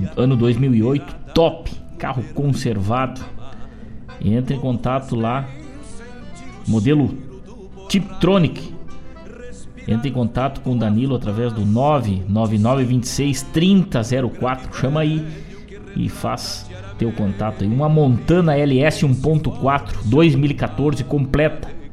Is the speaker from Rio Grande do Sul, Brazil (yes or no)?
yes; Rio Grande do Sul, Brazil; na cidade de São Borja, na fronteira do nosso estado, do nosso Brasil